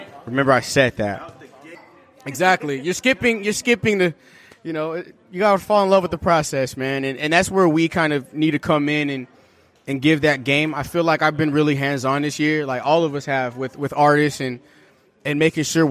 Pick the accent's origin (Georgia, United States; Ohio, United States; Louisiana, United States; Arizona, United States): Arizona, United States; Tucson; we're from Tucson, Arizona